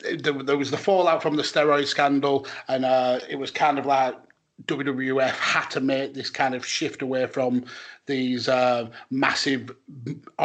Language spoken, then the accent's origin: English; United Kingdom; as a British fan